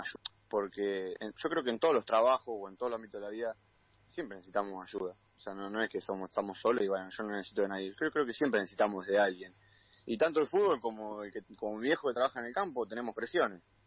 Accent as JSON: {"language": "Spanish", "town": "General Madariaga", "region": "Buenos Aires Province", "country": "Argentina"}